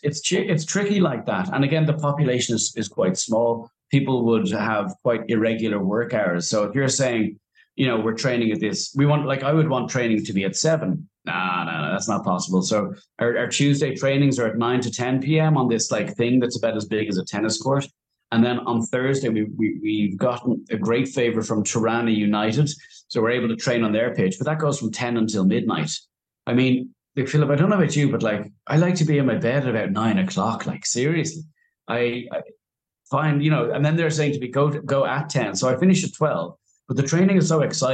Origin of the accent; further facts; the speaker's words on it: Dublin, Leinster, Ireland; moved away as an adult; also born or lived in Beijing / Dubai; I grew up in Raheny